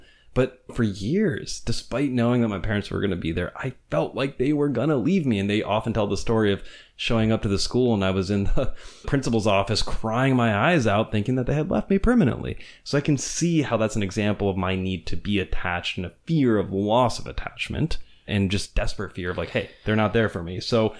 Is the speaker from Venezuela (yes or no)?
yes; Venezuela; So I grew up in Venezuela, and my parents raised me there, despite the fact that I'm an American.